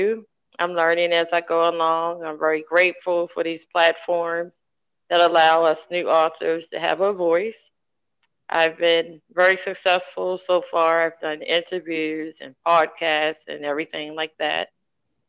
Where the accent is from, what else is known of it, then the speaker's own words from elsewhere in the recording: Maryland, United States; I'm from Maryland.